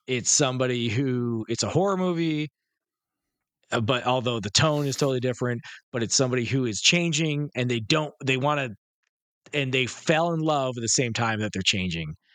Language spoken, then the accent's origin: English; Detroit, Michigan, United States; areas where I grew up in Detroit